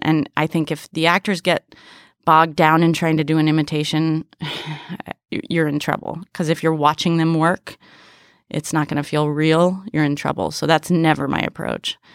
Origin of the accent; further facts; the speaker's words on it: San Francisco, California, United States; now in New York, United States; I grew up in San Francisco in the Bay Area